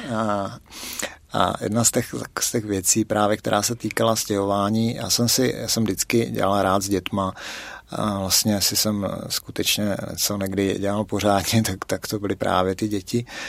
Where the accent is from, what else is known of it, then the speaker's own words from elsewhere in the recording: South Moravian Region, Czechia; now in Litomyšl, Czech Republic; jsem z Litomyšle, původem z Moravy, určitě to na přízvuku poznáte, a, teda speciálně z Jižní Moravy. A teďka žiju v Litomyšli